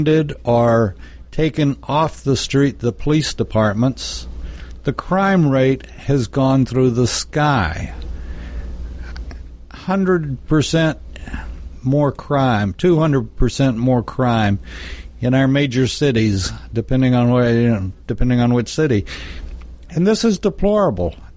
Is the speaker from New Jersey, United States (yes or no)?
no; Texas, United States; I'm from Texas